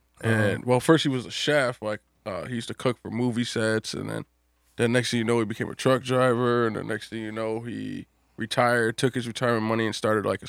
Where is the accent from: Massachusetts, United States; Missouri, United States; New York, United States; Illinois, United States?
Illinois, United States; Chicago; I'm from the South Side, so I know all about that. I'm from 35th and Halsted.